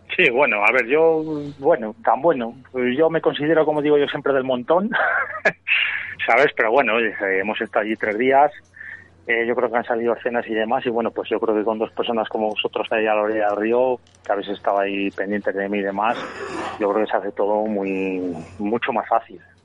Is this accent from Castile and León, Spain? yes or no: yes; Nava del Rey, Castile and León, Spain; es de mi pueblo